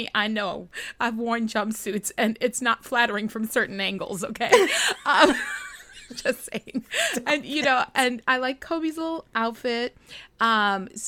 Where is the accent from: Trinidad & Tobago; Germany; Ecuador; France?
Trinidad & Tobago; As a Trini woman born and raised